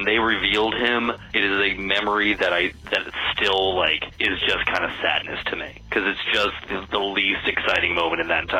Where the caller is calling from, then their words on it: Maryland, United States; from Maryland, and I saw Underworld when I was like 16